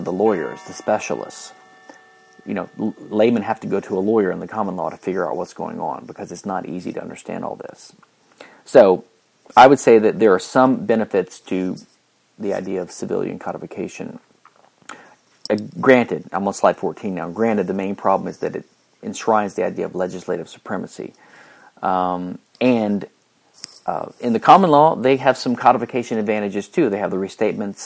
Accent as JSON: {"language": "English", "region": "Louisiana", "country": "United States", "moved": "yes", "said": "I came from Louisiana, which is the only civil law state in the U.S."}